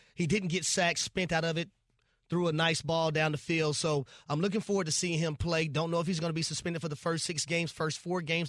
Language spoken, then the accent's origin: English; Atlanta, Georgia, United States; I'm from Atlanta